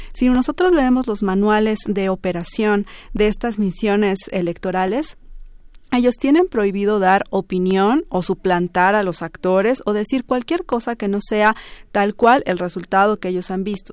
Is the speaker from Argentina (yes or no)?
no; Bolivia; nos igualó como bolivianos